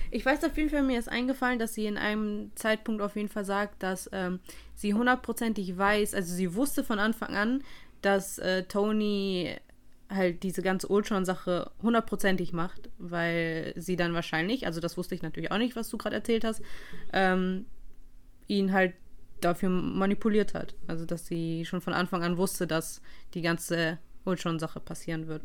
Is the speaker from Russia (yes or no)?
yes; Russia; ich als Russin